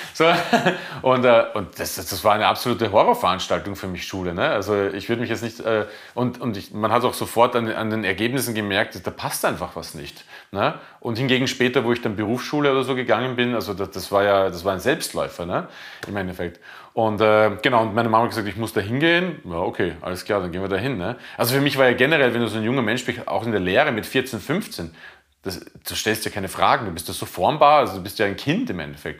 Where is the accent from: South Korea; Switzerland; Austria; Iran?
Austria; Bruck an der Leitha, Lower Austria; also born or lived in Mödling; now in Berlin, Germany; Das ist ja Burg an der Leiter, wo ich aufgewachsen bin